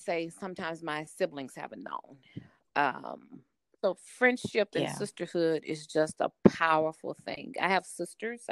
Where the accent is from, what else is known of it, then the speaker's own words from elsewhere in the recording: the South, United States; I'm a Southerner, and that's a blessing, but it's also a challenge that I'm a Southern woman